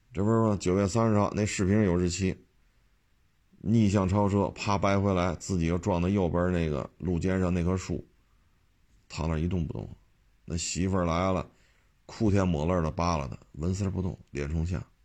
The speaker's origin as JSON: {"language": "Chinese", "region": "Beijing", "country": "China", "tie": "born or raised there", "said": "我作为一个北京人，生在这儿长在这儿"}